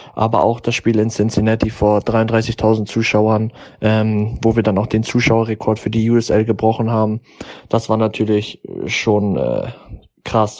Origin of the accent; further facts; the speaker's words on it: Germany; moved away as an adult; also born or lived in United States; in dem Land, wo ich geboren bin